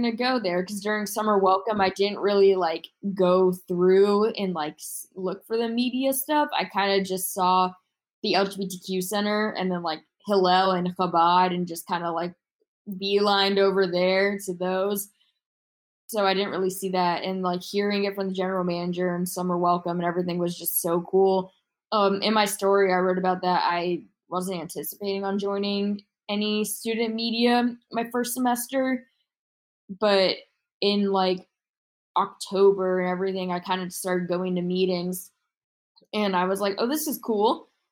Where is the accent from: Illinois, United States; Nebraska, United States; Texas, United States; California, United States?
Texas, United States; Houston; moved away as an adult; now in Missouri, United States; I'm from Houston.